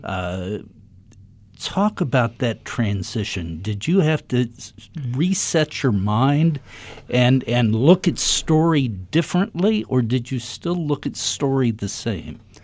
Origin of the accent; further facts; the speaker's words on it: Dayton, Ohio, United States; I grew up in Dayton, Ohio